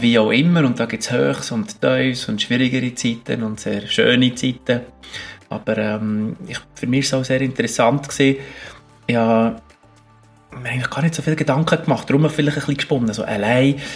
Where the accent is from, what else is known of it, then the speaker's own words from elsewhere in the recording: Bern, Switzerland; moved away; also born or lived in Alaska; Obwohl ich zwar zu Bern lange daheim war und, und als Berner